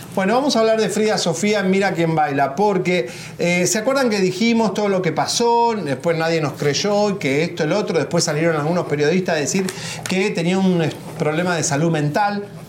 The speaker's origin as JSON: {"language": "Spanish", "country": "Argentina", "said": "Yo que soy argentino"}